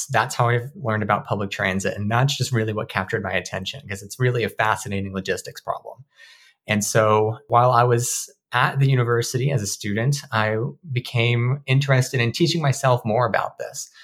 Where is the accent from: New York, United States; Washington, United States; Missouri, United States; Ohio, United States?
Washington, United States; Marysville; I'm from Marysville, which is a very different built environment compared to Seattle.